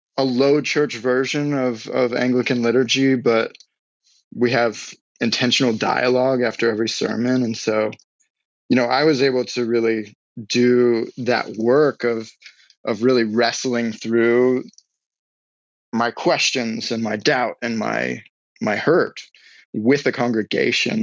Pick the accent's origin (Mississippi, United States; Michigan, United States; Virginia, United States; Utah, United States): Virginia, United States; Newport News; also born or lived in Iowa; now in Southern California, United States; I was raised in Southeast Virginia, uh, kind of split time between Newport News area and uh, my folks were split. So I was born in Iowa, so I split time between those two states.